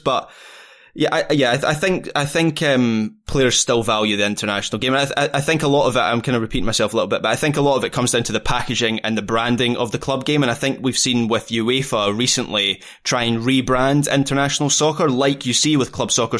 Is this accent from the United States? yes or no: no; Scotland, United Kingdom; me as a Scot